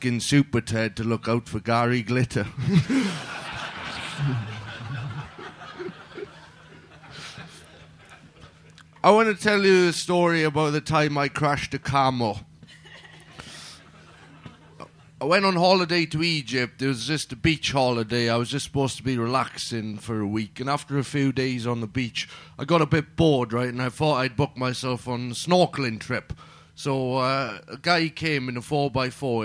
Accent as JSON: {"language": "English", "region": "Wales", "country": "United Kingdom", "said": "I'm Welsh"}